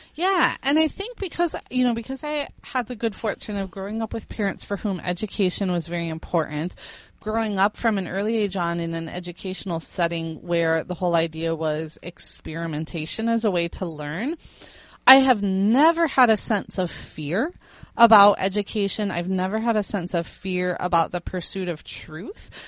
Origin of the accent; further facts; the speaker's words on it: Fort Wayne, Indiana, United States; moved away as an adult; also born or lived in Miami, Florida / South Carolina; I was born in Indiana, and I lived in Indiana all the way up through age 22 with the exception of 2 years in Miami, Florida